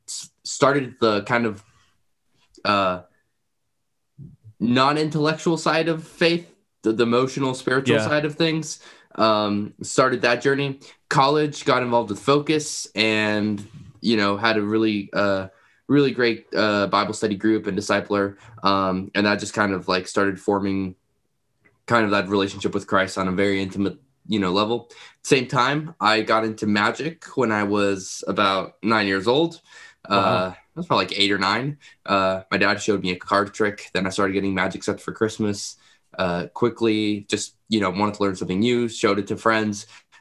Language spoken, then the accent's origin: English; McAllen, Texas, United States; I grew up in McAllen, Texas, so down south, South Texas, and kind of lived there almost my whole